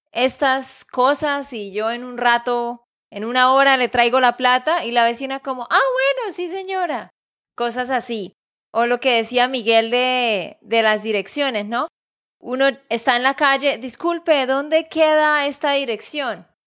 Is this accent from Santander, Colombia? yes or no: yes; Santander, Colombia; de Santander, Colombia.